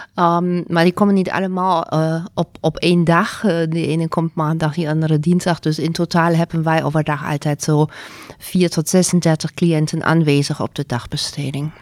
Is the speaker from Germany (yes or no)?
yes; Germany; Dutch is a second language; moved away as an adult; also born or lived in Zurich, Switzerland; now in Netherlands; ik kom niet van Nederland. Ik ben geboren in Duitsland.